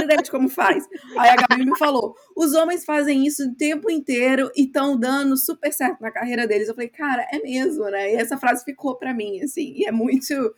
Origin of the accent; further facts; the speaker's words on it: Brazil; moved away as an adult; also born or lived in England; now in United Kingdom; Eu sou brasileira